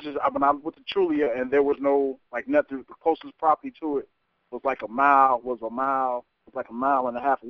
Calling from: Douglasville, Georgia, United States; I'm calling from Douglasville, Georgia.

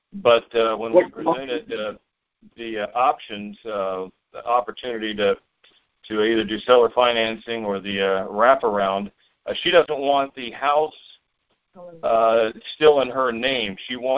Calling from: Orlando, Florida, United States; Yeah, this is … here in Orlando.

